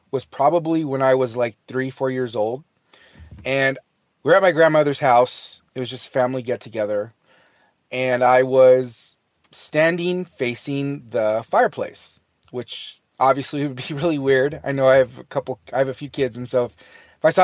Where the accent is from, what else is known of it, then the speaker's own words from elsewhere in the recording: Fresno, California, United States; uh, I'm from Fresno, California.